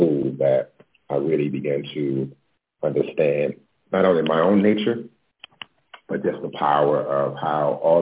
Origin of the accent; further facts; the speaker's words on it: Baltimore, Maryland, United States; also born or lived in New York; now in Los Angeles, United States; I'm originally from Baltimore. I moved to LA about 7 years ago from New York